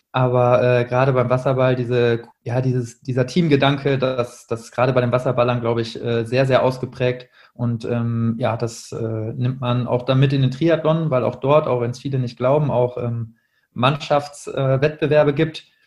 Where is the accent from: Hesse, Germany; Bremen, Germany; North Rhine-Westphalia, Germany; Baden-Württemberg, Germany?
North Rhine-Westphalia, Germany; Münster; moved away as an adult; now in Duisburg, Germany; ich komme ursprünglich aus Münster, äh, bin dort aufgewachsen bis zum Abitur